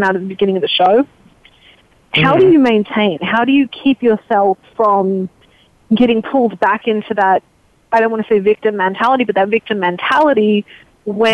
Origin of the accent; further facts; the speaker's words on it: Australia; moved away; I grew up in Australia, which we've got a lot of socialized everything